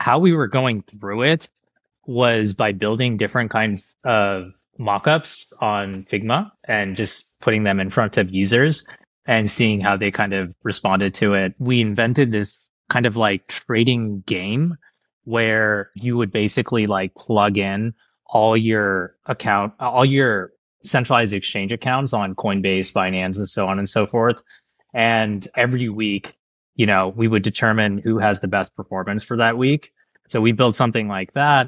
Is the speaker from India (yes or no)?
yes; India; now in United States; I'm an immigrant from India